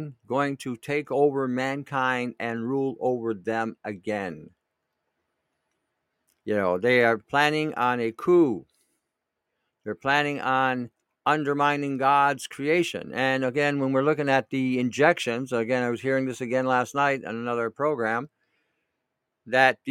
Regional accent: Canada; as a Canadian

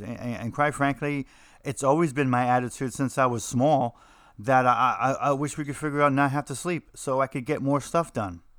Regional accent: New Jersey, United States; I'm from New Jersey

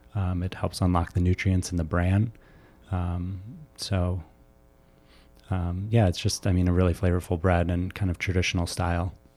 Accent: suburbs of Chicago, Illinois, United States; Bree and I, um, grew up in Washington Springs together, um, so suburbs of Chicago

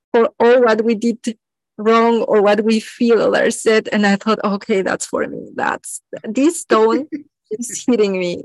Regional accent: Mexico; I was born in Mexico

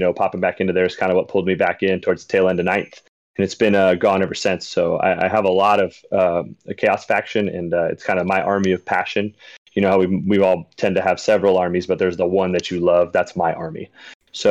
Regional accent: San Diego, California, United States; I'm from the West Coast, San Diego, to be specific

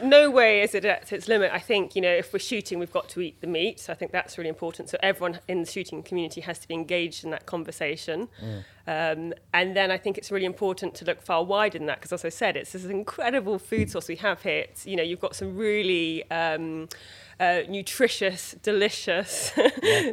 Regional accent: Dorset, South West England, United Kingdom; moved away; also born or lived in London; I grew up in Dorset on a kind of small holding

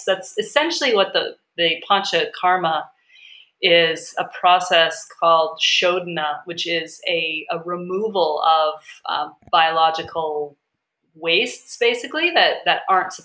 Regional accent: New Hampshire, United States; I grew up in New Hampshire

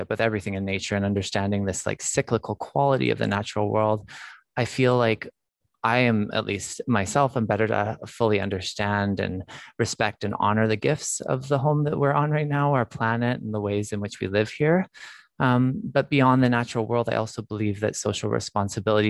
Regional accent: Alberta, Canada; now in British Columbia, Canada; I grew up in Alberta, actually.

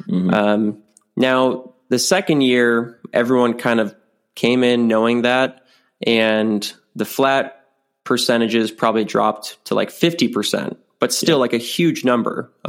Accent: South Dakota, United States; my hometown, my home state of South Dakota.

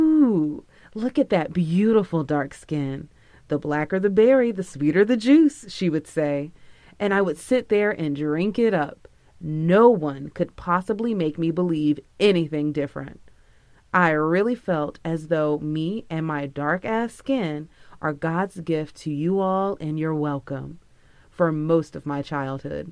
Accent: Palm Beach, Florida, United States; I'm from Palm Beach

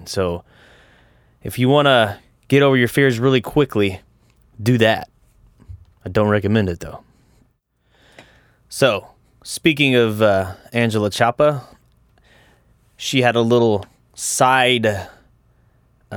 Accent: Pleasanton, Texas, United States; I grew up in Pleasanton, Texas

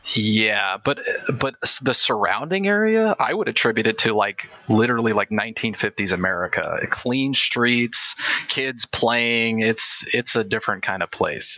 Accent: California, United States; moved away; also born or lived in Washington; we're coming from Washington and originally from California

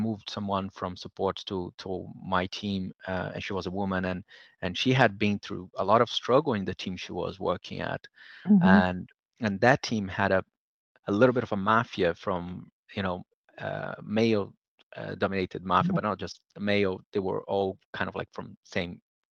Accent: Brazil; moved away; I was growing up in Brazil

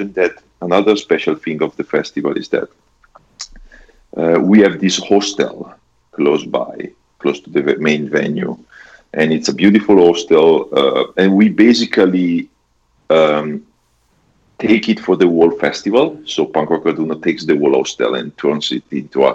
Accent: Bergamo, Lombardy, Italy; my hometown, Bergamo

